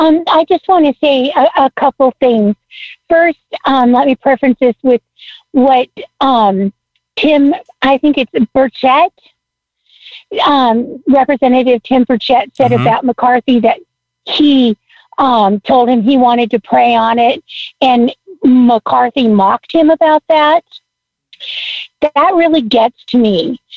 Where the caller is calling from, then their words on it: Washington, United States; I'm calling from Washington State.